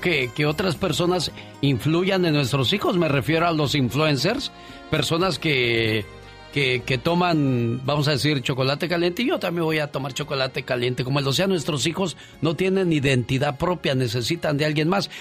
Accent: Mexico; now in United States

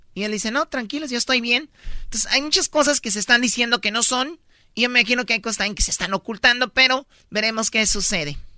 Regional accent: Mexico; yo soy mexicana

